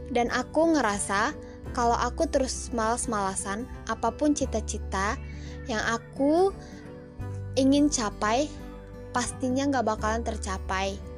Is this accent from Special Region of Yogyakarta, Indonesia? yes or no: no; North Sumatra, Indonesia; Aku berasal dari Sumatera Utara